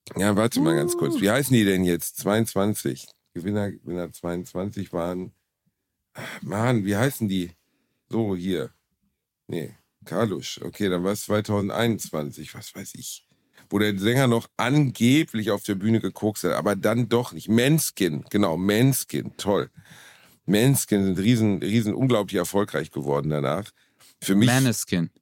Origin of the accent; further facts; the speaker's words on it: Germany; wir Deutschen